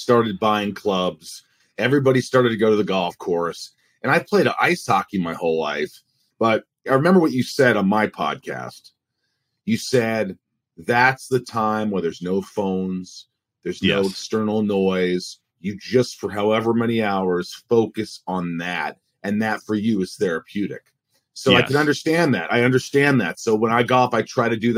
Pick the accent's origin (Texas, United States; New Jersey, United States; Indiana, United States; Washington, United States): Indiana, United States; Newburgh; also born or lived in New York; we just landed in Newburgh, Indiana, and thus began my life growing up in the Midwest